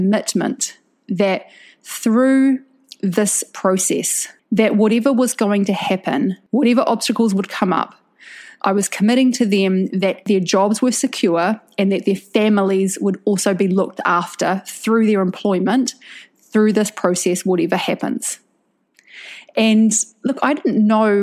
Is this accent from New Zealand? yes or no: yes; New Zealand; now in Indonesia; I'm a New Zealander